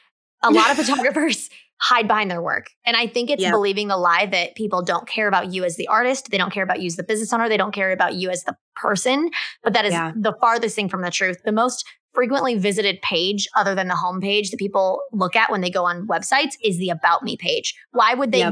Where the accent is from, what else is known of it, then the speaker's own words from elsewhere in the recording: Kansas, United States; moved away; I am from Kansas, originally